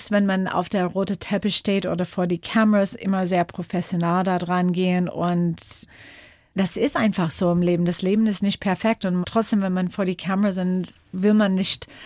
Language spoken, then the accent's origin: German; Washington, United States; German is a second language; Geprägt haben mich meine Jugend in den Bergen rund um Seattle